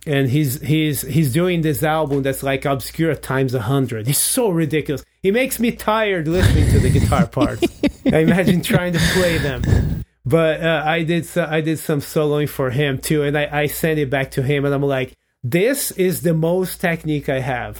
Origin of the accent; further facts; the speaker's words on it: Brazil; English is a second language; moved away as an adult; now in United States; I'm in high school in Brazil